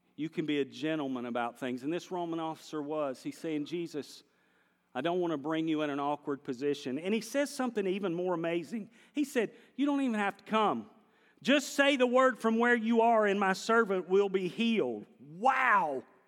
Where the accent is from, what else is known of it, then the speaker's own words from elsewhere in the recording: North Carolina, United States; I'm from North Carolina